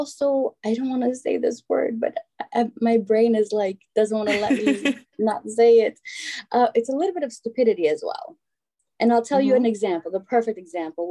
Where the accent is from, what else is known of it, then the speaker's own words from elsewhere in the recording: Shkodër, Shkodër County, Albania; now in New York, United States; both my parents got together in Shkodër and had me there. So I always say I'm from Shkodra, but technically I'm from everywhere.